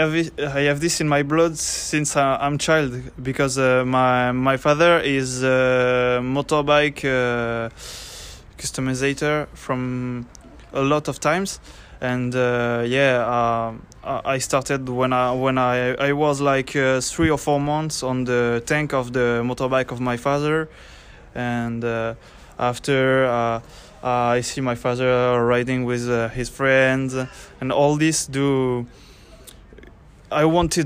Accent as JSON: {"language": "English", "region": "Basque Country", "country": "Spain", "second_language": "English", "lives_now": "Pau, France", "said": "I'm 22 years old. I'm from Basque Country."}